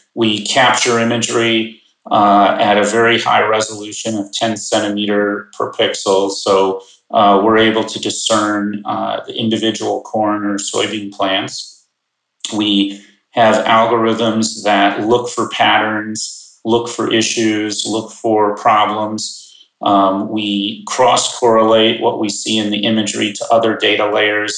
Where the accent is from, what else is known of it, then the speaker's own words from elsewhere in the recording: Chicagoland suburbs, Illinois, United States; I grew up in the Chicagoland suburbs